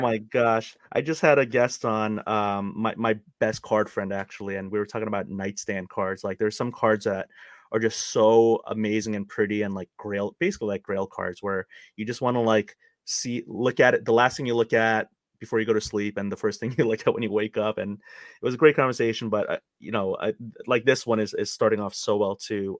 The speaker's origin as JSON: {"language": "English", "town": "New York City", "region": "New York", "country": "United States", "tie": "born or raised there", "said": "I'm a Queens boy, or I grew up in Queens"}